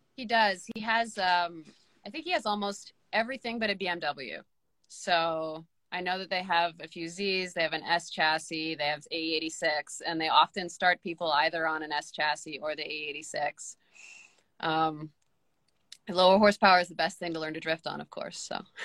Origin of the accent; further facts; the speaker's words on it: Canada; as a Canadian driver